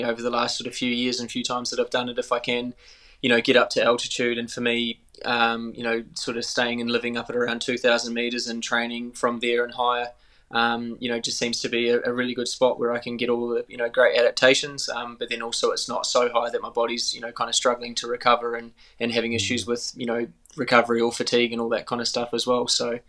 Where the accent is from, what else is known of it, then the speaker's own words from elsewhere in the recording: New Zealand; accent: Kiwi; a Kiwi, and I've been in New Zealand a bit more the last couple of years, so it's quite cool getting my Kiwi accent back, because I think I was a bit of a hybrid sort of Aussie Kiwi for a while there